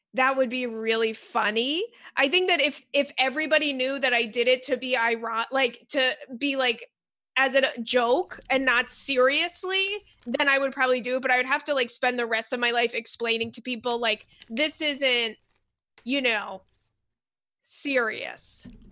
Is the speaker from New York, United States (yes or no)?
yes; Long Island, New York, United States; I'm from Long Island